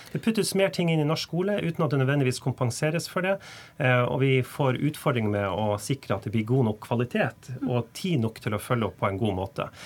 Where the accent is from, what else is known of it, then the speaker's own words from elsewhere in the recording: Tromsø, Troms, Norway; i Tromsø, der jeg kommer